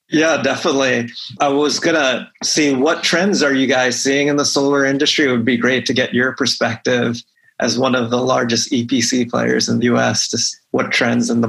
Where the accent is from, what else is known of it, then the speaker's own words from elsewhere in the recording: Pennsylvania, United States; also born or lived in Philadelphia; I'm happy to talk about my home state of Pennsylvania anytime